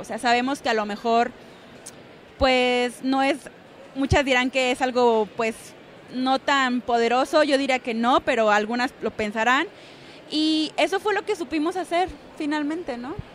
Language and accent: Spanish; Mexico; somos todas mexicanas, pero todas internacionales